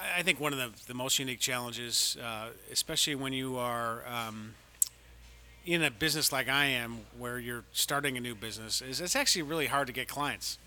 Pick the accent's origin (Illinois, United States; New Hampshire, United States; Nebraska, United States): Illinois, United States; Chicago; moved away as an adult; also born or lived in Washington, D.C.; I'm from the South Side of Chicago, and I'm a White Sox fan